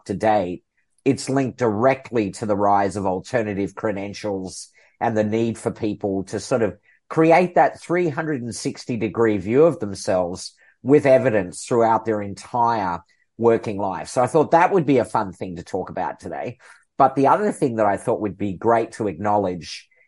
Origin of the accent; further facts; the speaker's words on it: Melbourne, Victoria, Australia; moved away; also born or lived in Seattle / United Kingdom; after 30 years away from my hometown here in Melbourne, Australia, I got to come back